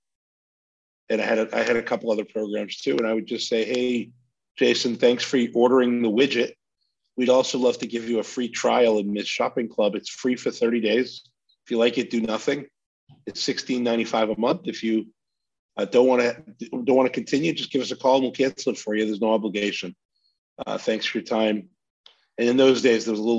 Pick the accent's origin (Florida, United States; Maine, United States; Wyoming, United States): Maine, United States; where I grew up in Maine.